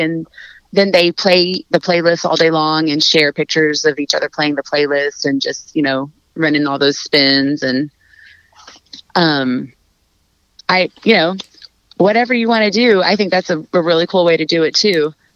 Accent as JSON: {"language": "English", "town": "Fort Worth", "region": "Texas", "country": "United States", "said": "I'm from Fort Worth"}